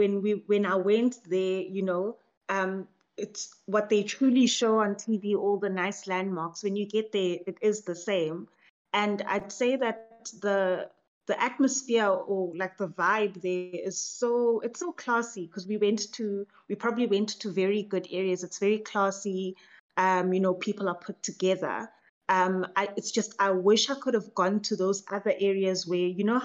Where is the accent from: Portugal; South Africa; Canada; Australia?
South Africa; Yes, and I'm still in South Africa. Yes.